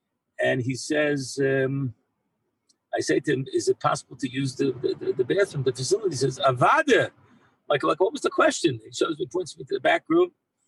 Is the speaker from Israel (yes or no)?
yes; Israel; And then I tell him, I'm a Yid, I'm from Eretz Yisrael.